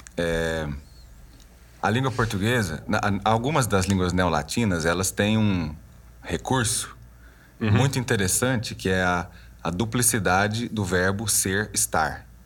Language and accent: Portuguese; Goiás, Brazil; also born or lived in Belgium; eu sou goiano, serratense